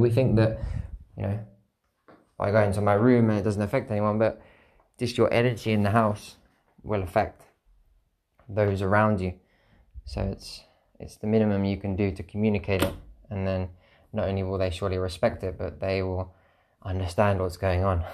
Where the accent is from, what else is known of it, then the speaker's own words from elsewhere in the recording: United Kingdom; I'm a British citizen, I've got a passport